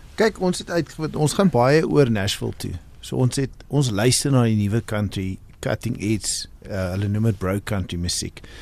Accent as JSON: {"language": "Afrikaans", "town": "Cape Town", "region": "Western Cape", "country": "South Africa", "tie": "born or raised there", "moved": "as an adult", "lives_now": "Johannesburg, South Africa", "said": "Ons het in Kaapstad groot geword."}